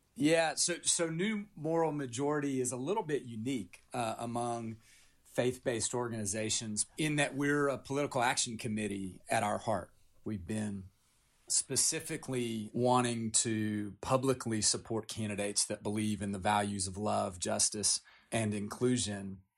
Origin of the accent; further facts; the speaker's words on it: Appalachia, United States; I grew up in Appalachia. I come from nine generations in Appalachia